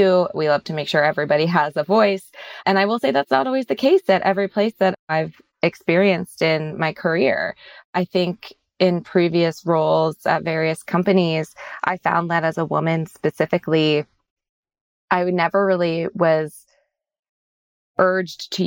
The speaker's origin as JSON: {"language": "English", "town": "Sacramento", "region": "California", "country": "United States", "also_born_or_lived": "Pennsylvania", "said": "I'm originally from Sacramento, California, but went to school out in Pennsylvania, came back to California after I graduated"}